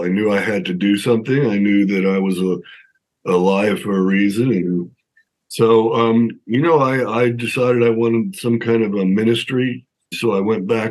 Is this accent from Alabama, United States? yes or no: no; Long Island, New York, United States; I'm from New York. I grew up in New York, outside of Manhattan on Long Island